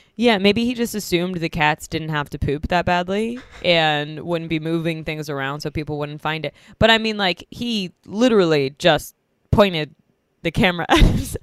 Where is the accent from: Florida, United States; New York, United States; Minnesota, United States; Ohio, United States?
New York, United States; moved away; I'm in my hometown, New York, New York.